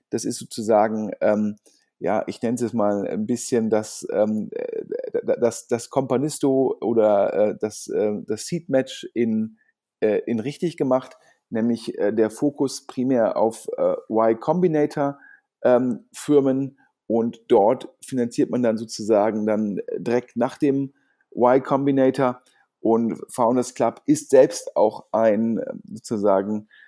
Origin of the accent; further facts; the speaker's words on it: Düsseldorf, North Rhine-Westphalia, Germany; generell als Düsseldorfer ähm, finde ich das klasse, dass hier im Umland jetzt mehr passiert